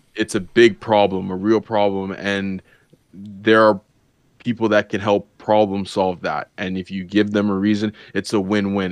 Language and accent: English; Canada; as a Canadian